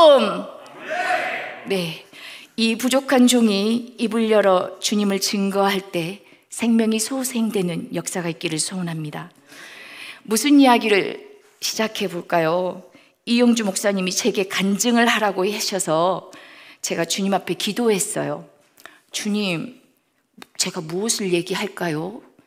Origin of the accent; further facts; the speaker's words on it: South Korea; moved away as an adult; also born or lived in United Kingdom; now in Laos; 아, 나는 한국에서 왔는데 난 예수 믿어